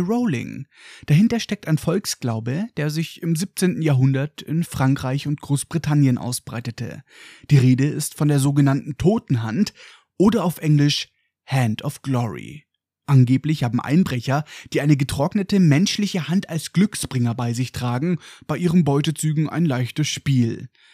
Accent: Germany; bei uns in Deutschland

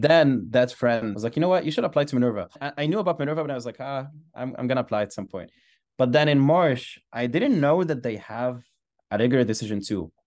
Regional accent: Alexandria, Alexandria Governorate, Egypt; moved away as an adult; I grew up in Alexandria, Egypt. I went to the same school for fourteen years, and I stayed in the same city for eighteen years

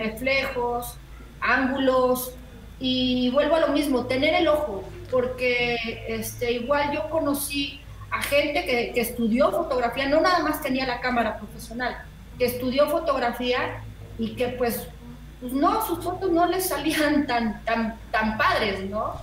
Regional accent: Mexico; de México, el país del chile y el ajúa

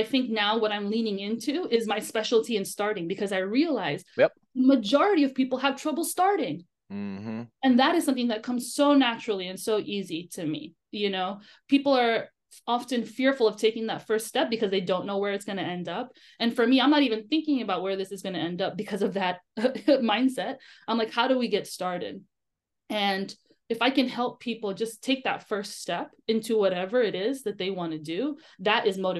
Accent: United States; born there; And I just think it's circumstance that I was born in America, right?

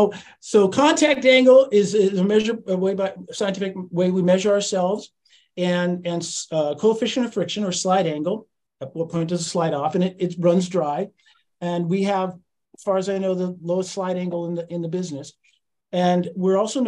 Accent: Monterey area, California, United States; now in Santa Cruz, United States; I grew up in Marina and then Pacific Grove and Monterey and Carmel and all that. And then moved to Santa Cruz up where Chris is

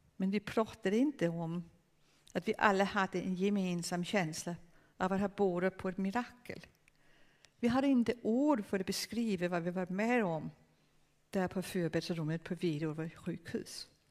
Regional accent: Denmark; Swedish is a second language; Jag är dansk. Jag är dansk.

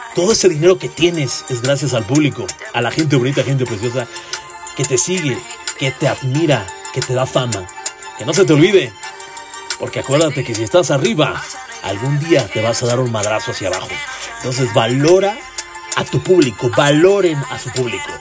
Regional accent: northern State of Mexico, Mexico; Yo soy del norte del Estado de México

